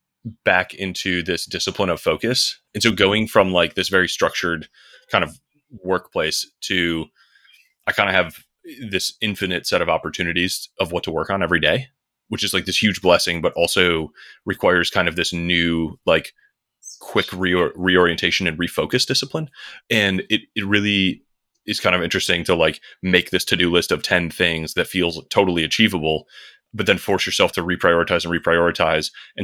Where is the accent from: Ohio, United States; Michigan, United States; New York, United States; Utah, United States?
Michigan, United States; I grew up just outside Detroit in Michigan. Grew up in kind of a small business family